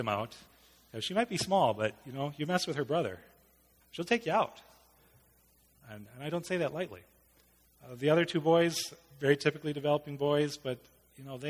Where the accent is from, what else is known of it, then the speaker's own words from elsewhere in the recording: United States; an American male